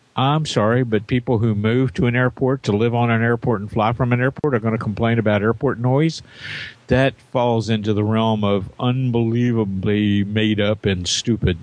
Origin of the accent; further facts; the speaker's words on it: Jeffersonville, Indiana, United States; my hometown, Jeffersonville, Indiana